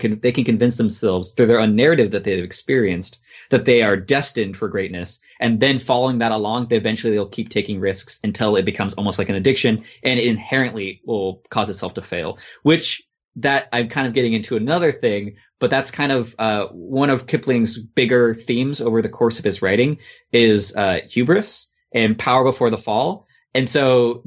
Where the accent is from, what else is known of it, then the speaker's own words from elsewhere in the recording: United States; as an American